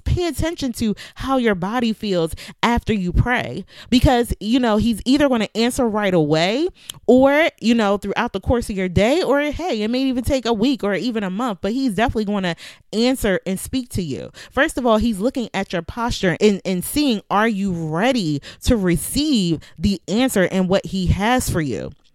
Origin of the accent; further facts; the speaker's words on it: Philadelphia, Pennsylvania, United States; now in Virginia, United States; I'm from Philadelphia